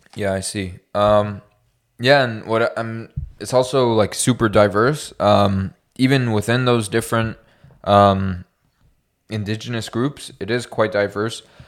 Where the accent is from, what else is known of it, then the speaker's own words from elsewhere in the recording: Canada; we're Canadian